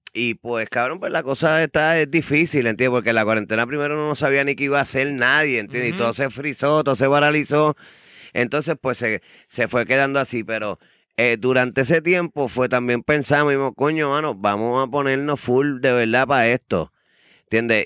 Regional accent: Ponce, Puerto Rico; los dos somos de Ponce

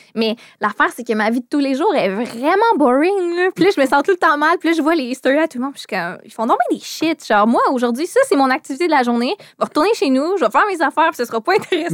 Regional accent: Quebec City, Quebec, Canada; Je viens de Québec, puis mes parents voulaient pas me laisser coucher dehors à Montréal parce que j'avais 13 ans

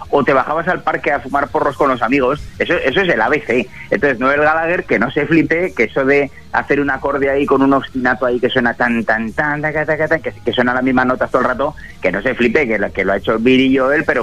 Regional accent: Aragon, Spain; que nos veremos seguro, que yo soy maño, que yo, que yo voy

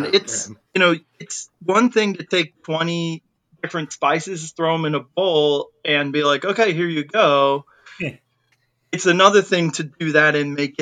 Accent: United States; I'm like an American guy

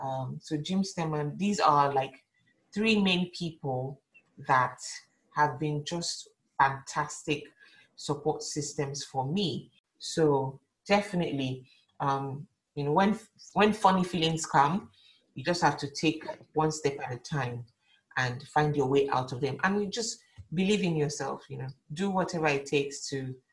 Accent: Lagos, Nigeria; moved away; So I'm coming from Lagos where work is like everything, we're working morning till night, sometimes you're working 7 days a week.

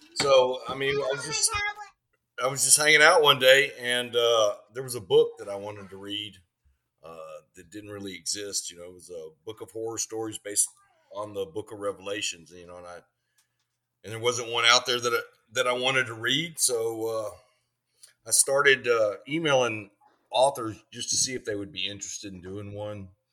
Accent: Houston, Texas, United States; growing up in Texas, we we all, you know, our, our dads all read Louis L'Amour

